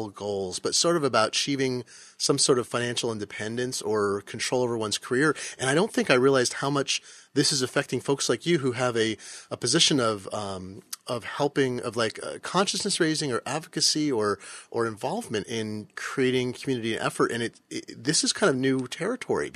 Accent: Eugene, Oregon, United States; I grew up in Eugene, Oregon.

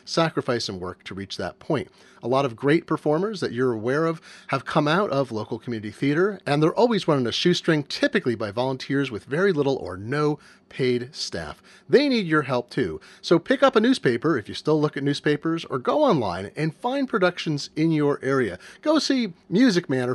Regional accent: Eugene, Oregon, United States; When I was growing up in Eugene, Oregon, I did a ton of theater in my junior high and high school

